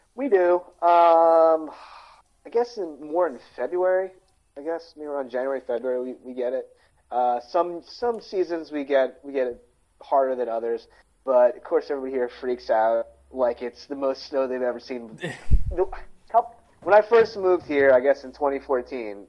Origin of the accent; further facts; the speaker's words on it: Philadelphia, Pennsylvania, United States; accent: Philadelphia; Our regional Philadelphia's regional accent's bizarre